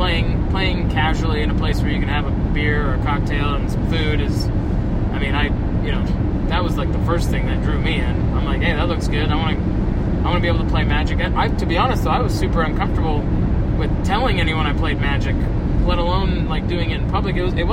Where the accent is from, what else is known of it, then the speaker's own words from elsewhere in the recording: Northwest, United States; now in Phoenix, United States; We're from the Northwest.